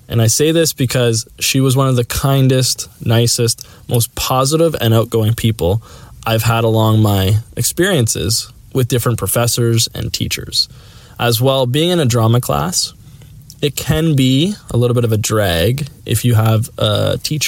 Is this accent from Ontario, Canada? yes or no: yes; Sarnia, Ontario, Canada; also born or lived in Whitby, Ontario; my hometown is Sarnia, which is 3 hours from there